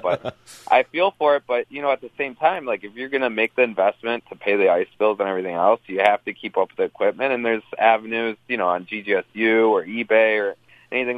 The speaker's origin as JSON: {"language": "English", "town": "Detroit", "region": "Michigan", "country": "United States", "tie": "born or raised there", "said": "I grew up in the Metro Detroit area"}